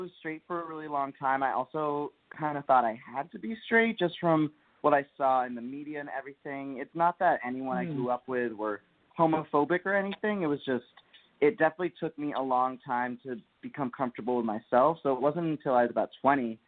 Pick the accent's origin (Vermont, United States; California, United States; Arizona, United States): Vermont, United States; Bennington; I grew up with my family in the middle of nowhere as well, in Bennington, Vermont